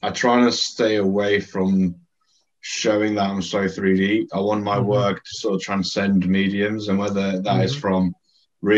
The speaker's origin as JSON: {"language": "English", "country": "Greece", "tie": "born or raised there", "moved": "yes", "lives_now": "Scotland, United Kingdom", "said": "growing up in Greece"}